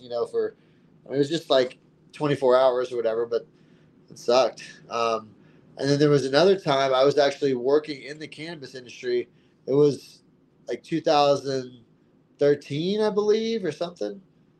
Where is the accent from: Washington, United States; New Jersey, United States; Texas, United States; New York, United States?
Texas, United States; moved away as an adult; I came from Texas where, you know, I was put in jail for, you know, cannabis possession multiple times and, you know, always just looking over my shoulder, like you said, and, you know, moving to Colorado.